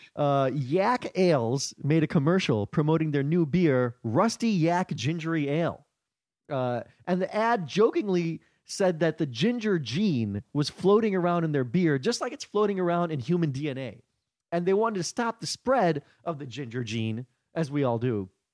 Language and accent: English; Chicago, Illinois, United States; now in New York, United States; I grew up in Chicago, but I never did comedy until I came to New York